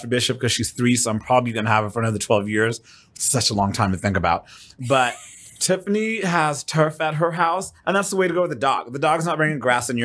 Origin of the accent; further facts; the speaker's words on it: Kenya; now in Fort Worth, United States; I am originally from Kenya. Fort Worth, Texas is home here in the States.